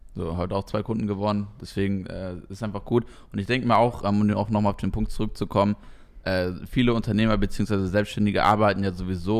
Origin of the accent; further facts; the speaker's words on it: East Frisia, Lower Saxony, Germany; now in Koblenz, Germany; eigentlich komme ich ganz tief aus dem Norden aus, aus Friesland